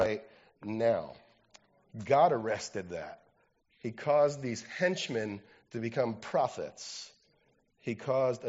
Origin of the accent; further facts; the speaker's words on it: New Jersey, United States; I'm from New Jersey